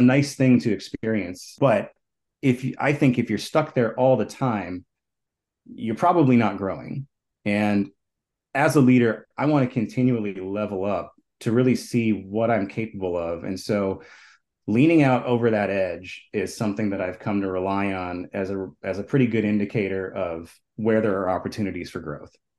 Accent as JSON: {"language": "English", "town": "Minneapolis", "region": "Minnesota", "country": "United States", "tie": "born or raised there", "said": "I grew up here in Minneapolis"}